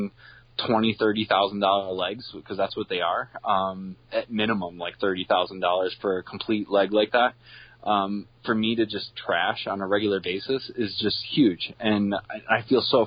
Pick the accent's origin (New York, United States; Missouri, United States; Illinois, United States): New York, United States; Binghamton; born and raised in the Binghamton area. I'm a townie